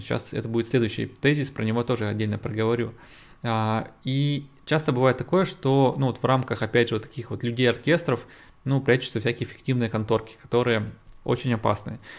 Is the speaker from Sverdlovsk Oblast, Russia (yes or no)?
yes; Yekaterinburg, Sverdlovsk Oblast, Russia; я из России, я из, из Екатеринбурга